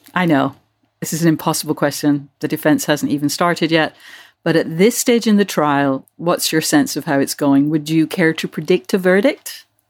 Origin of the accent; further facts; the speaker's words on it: United Kingdom; moved away; when I was growing up in Britain